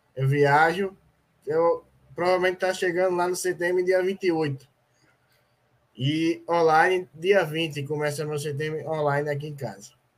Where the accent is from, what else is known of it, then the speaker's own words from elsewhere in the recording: Aracaju, Sergipe, Brazil; Sou aqui de Aracaju, Sergipe.